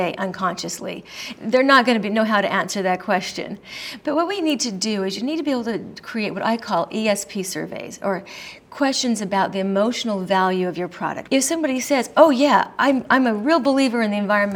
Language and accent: English; Colorado, United States; I'm from Colorado, where we legalized pot before anybody else did.